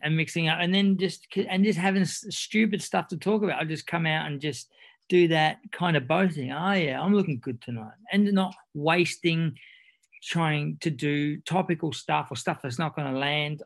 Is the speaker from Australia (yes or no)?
yes; Australia; accent: Aussie; I lead with my second best accent and then switch into my Aussie